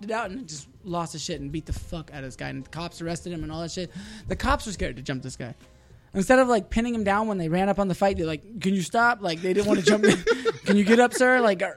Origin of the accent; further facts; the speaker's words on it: Fallbrook, California, United States; she moved us to Fallbrook, two different houses other than Rainbow